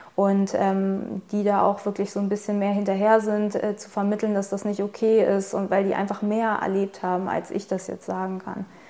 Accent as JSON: {"language": "German", "country": "Germany", "tie": "born or raised there", "said": "ich bin Deutsch, ich bin in Deutschland geboren, ich habe die deutsche Staatsangehörigkeit"}